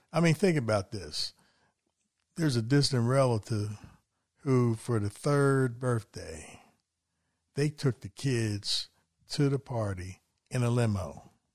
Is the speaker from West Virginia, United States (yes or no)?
yes; West Virginia, United States; also born or lived in Philadelphia area; now in Philadelphia, United States; I'm from West Virginia